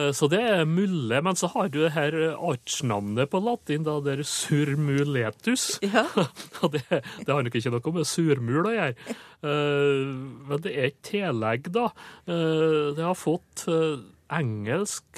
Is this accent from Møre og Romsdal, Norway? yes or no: yes; Sunndalen, Indre Nordmøre, Møre og Romsdal, Norway; der jeg kommer fra, altså Sunndalen på Indre Nordmør